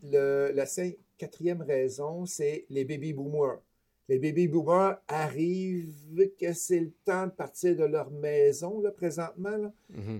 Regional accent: Beauce, Quebec, Canada; accent: Beauceron; moved away; also born or lived in Toronto; je suis originaire de la Beauce, fait que si vous entendez des mots bizarres des fois dans ma bouche, ben, c'est mon accent beauceron que j'ai pas tout à fait perdu encore

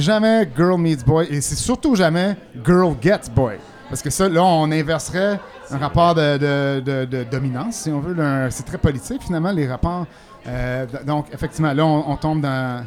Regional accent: Quebec, Canada; chez nous au Québec

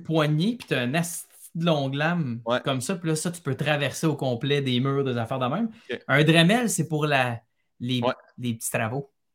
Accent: Montreal, Quebec, Canada; Je suis né, j'ai grandi à Montréal. C'est une ville que, j'ai quittée, mais que, j'adore à cause des souvenirs

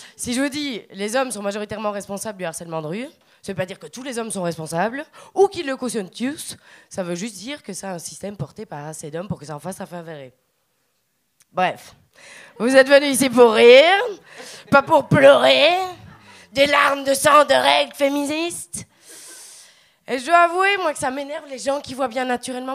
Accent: Belgium; accent: Belgian; also born or lived in Liège; now in Montreal, Canada; quand t'es belge à Montréal, c'est que souvent les Québécois ils font pas la distinction entre l'accent belge et l'accent français. Ils pensent qu'on est français

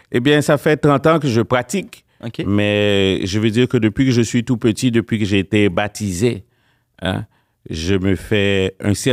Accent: Laval, Quebec, Canada; Eh bien, j'ai grandi à Laval.

